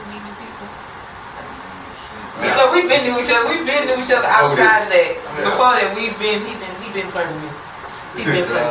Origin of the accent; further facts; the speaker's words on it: Louisiana, United States; now in Houston, United States; I'm originally from Louisiana, but I reside on the south side of Houston